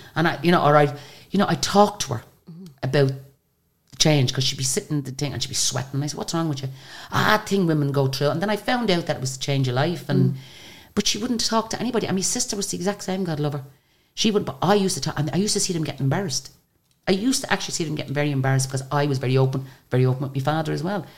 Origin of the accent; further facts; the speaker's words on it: Ireland; we're from Ireland.